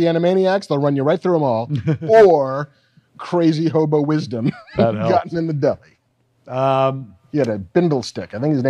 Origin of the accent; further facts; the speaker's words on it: Baldwin, New York, United States; There was a hobo in the town I grew up in on Long Island in Baldwin